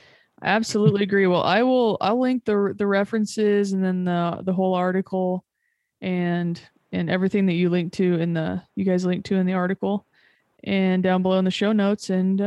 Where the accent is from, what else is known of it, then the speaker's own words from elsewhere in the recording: Nebraska, United States; where I grew up in Nebraska